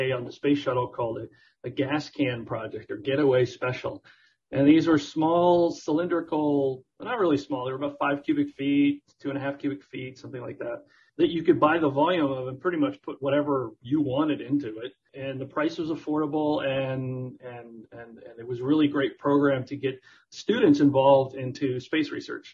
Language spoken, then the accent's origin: English; South Florida, United States; I grew up in South Florida